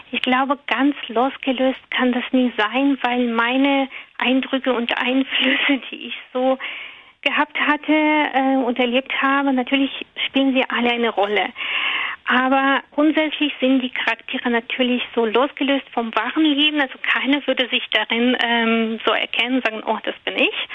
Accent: Russia; German is a second language; now in Schleswig-Holstein, Germany; Also ursprünglich komme ich tatsächlich aus Russland, bin seit zwanzig Jahren jetzt in Deutschland

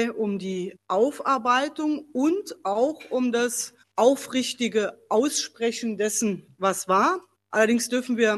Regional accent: Saarland, Germany; Und ich persönlich, ich als Mensch, als Saarländerin will auch mein tiefes Bedauern über diese Fehler

